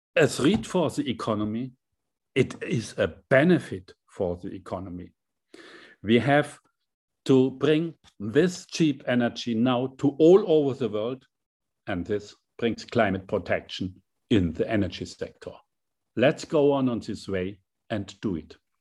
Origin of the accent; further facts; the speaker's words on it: Hammelburg, Bavaria, Germany; my small hometown, seven thousand inhabitants in Hammelburg, a very small town